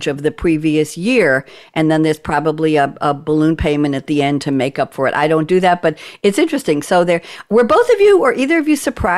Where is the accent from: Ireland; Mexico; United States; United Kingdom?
United States; New York; accent: Pennsylvania; now in North Carolina, United States; I'm a New Yorker and I have a Pennsylvania accent.